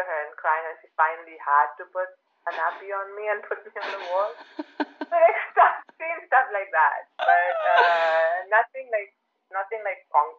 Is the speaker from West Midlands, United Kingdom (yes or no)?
yes; Birmingham, West Midlands, United Kingdom; born there; So I was actually not born in London. I was born just in Birmingham, I think, because my parents lived in this small town called Tamworth